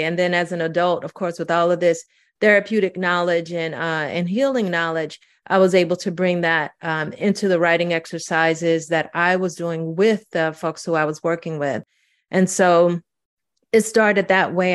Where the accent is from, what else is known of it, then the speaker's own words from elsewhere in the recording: St. Louis, Missouri, United States; also born or lived in Mississippi; I was growing up in Saint Louis